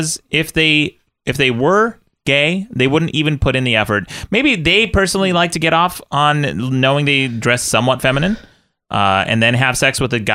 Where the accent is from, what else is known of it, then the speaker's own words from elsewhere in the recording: Utah, United States; I'm from Utah, the conservative state of Utah